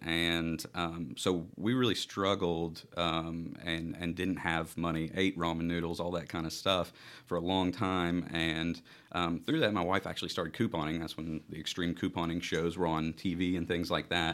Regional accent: Central Kentucky, United States; I'm from Central Kentucky

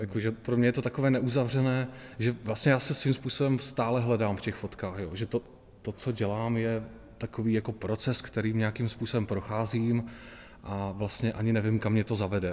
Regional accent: Zlín, Zlín Region, Czechia; po těch 42 letech, co tady žiju

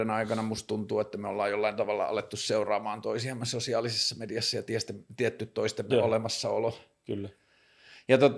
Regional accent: Kajaani, Kainuu, Finland; moved away as an adult; now in Helsinki, Finland; mä oon Kajanista.

